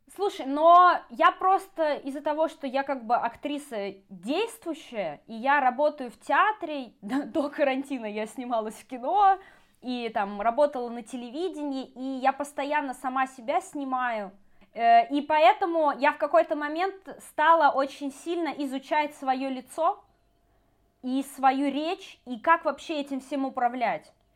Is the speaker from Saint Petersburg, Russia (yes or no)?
yes; Saint Petersburg, Russia; moved away as an adult; now in Moscow, Russia; вообще, я из Петербурга, но я э, мигрировала 10 лет в Москву назад